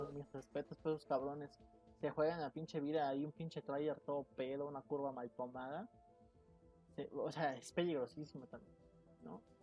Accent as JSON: {"language": "Spanish", "country": "Mexico", "said": "somos mexicanos"}